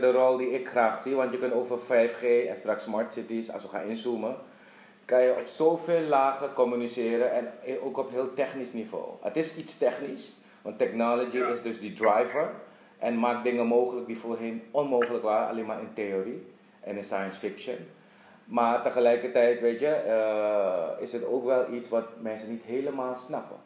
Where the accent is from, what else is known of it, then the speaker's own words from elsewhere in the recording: Suriname; moved away as an adult; also born or lived in Netherlands / Dublin / Curaçao; ik ben geboren getogen in Suriname